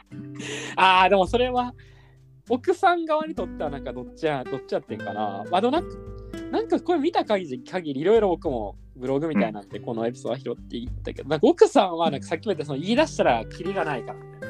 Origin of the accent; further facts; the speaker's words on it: Wakayama, Japan; 僕、和歌山県出身